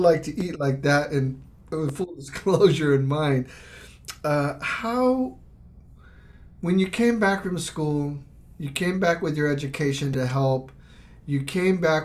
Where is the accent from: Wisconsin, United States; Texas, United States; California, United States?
Texas, United States; I grew up in Texas, youngest of seven kids